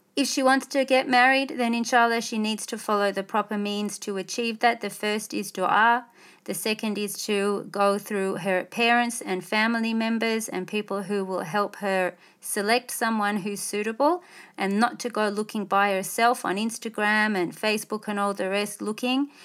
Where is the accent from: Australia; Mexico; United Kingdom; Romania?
Australia; as an Australian, non-Muslim, middle class